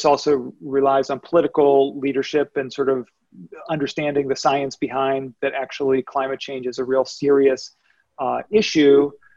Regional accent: Pittsburgh, Pennsylvania, United States; I grew up in Pittsburgh

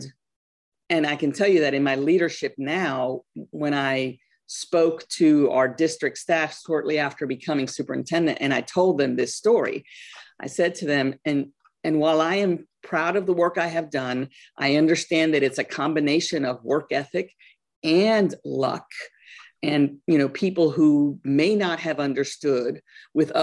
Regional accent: North Carolina, United States; also born or lived in Guayaquil, Ecuador / New York City, New York, United States; When I told you that I grew up in New York City, we moved to North Carolina when I was about 10 years old

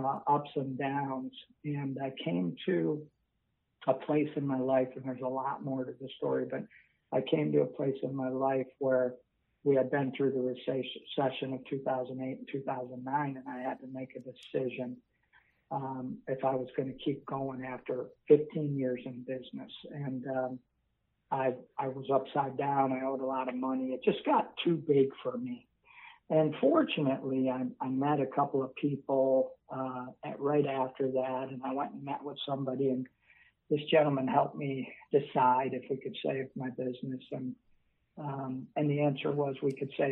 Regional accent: Buffalo, New York, United States; moved away as an adult; now in Northern Virginia, United States; I'm originally from Buffalo, New York

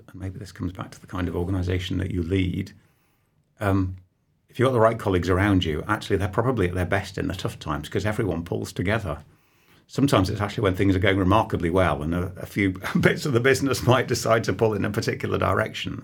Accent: Nottingham, East Midlands, United Kingdom; I was born on Peel Street, so I'm, I'm sat here with you less than, I don't know, half a mile away from where I was actually born

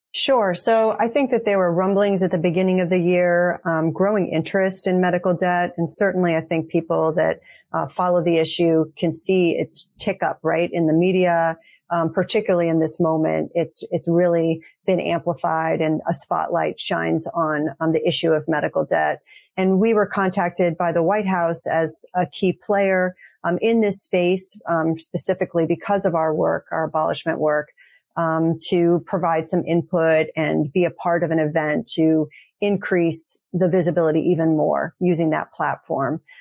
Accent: St. Louis, Missouri, United States; moved away as an adult; also born or lived in Texas; now in Boston, United States; I actually grew up in St. Louis. So we're actually both from the Midwest, but I'm now actually based in Boston, Massachusetts.

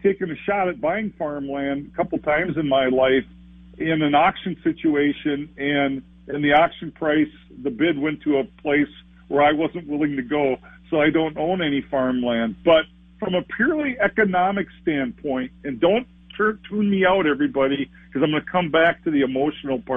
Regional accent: Olivia, Minnesota, United States; I'm from Olivia, Minnesota, in Renville County.

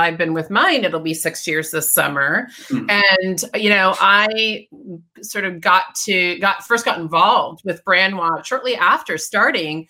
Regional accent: Detroit, Michigan, United States; I grew up in Detroit.

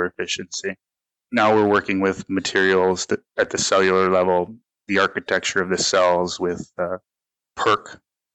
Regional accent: Detroit, Michigan, United States; moved away as an adult; now in South Florida, United States; I grew up in the Detroit area, Michigan

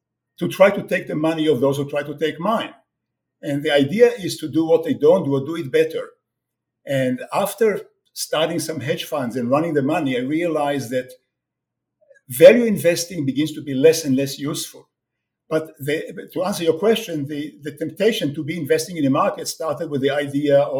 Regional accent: Israel; moved away as an adult; also born or lived in France / United States; now in Toronto, Canada; I was born in Israel many years ago, and I served in the Israeli army in the Six Days War, 67.

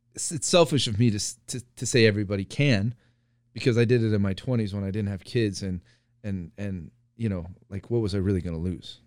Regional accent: Iowa, United States; moved away; also born or lived in California; growing up in Iowa

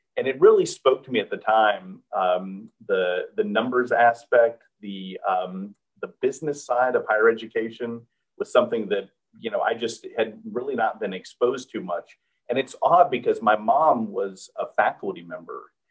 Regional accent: Houston, Texas, United States; moved away; back in my hometown of Houston, and I loved uh, being able to return um, uh, to my hometown community

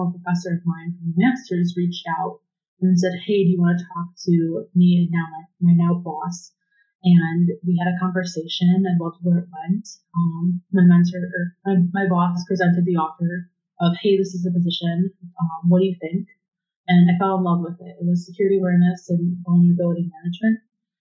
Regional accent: Cleveland, Ohio, United States; I'm from Cleveland

